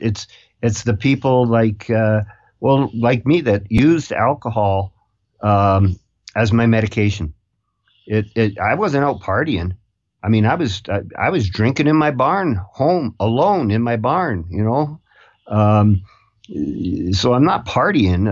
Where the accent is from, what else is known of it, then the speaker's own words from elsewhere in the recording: Canada; I'm from Canada